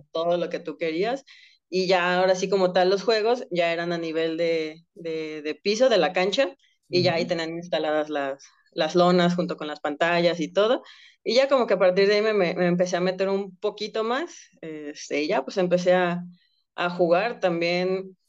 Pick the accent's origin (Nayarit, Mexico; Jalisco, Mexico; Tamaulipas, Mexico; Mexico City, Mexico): Jalisco, Mexico; Guadalajara; yo soy de Guadalajara